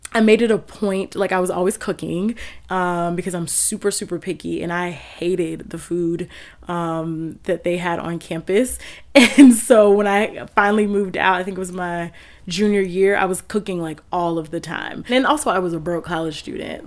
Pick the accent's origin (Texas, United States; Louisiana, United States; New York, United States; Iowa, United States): Texas, United States; Houston; moved away as an adult; also born or lived in Washington, District of Columbia, United States; now in Durham, United States; growing up in Houston